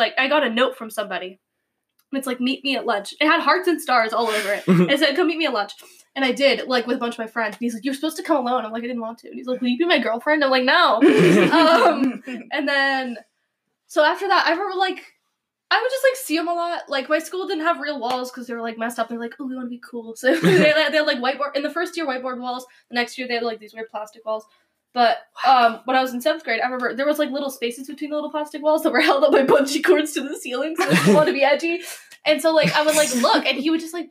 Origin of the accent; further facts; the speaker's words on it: Spokane, Washington, United States; I went to middle school in Spokane.